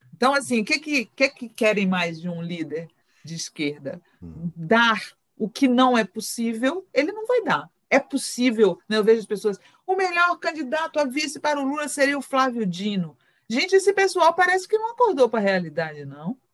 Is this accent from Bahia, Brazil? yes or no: yes; Bahia, Brazil; eu sou baiana